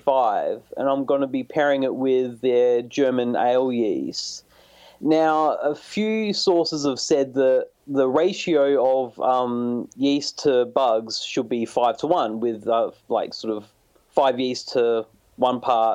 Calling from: Australia; Calling from Australia.

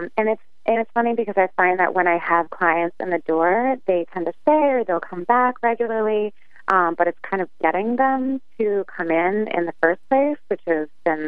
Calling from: Holyoke, Massachusetts, United States; I'm calling in from Holyoke, Massachusetts.

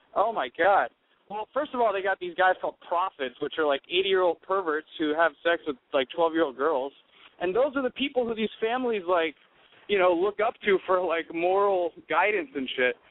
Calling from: Burbank, California, United States; I'm actually uh, calling from Burbank, California

